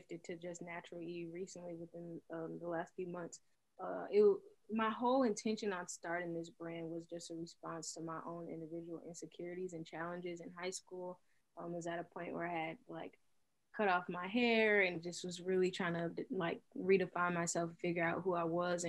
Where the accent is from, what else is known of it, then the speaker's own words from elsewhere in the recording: Milwaukee, Wisconsin, United States; Born and raised in Milwaukee. I've been here my whole life, except for my senior year of high school